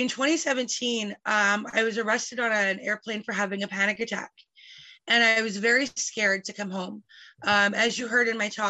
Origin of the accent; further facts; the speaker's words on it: Calgary, Alberta, Canada; now in British Columbia, Canada; I was born in Calgary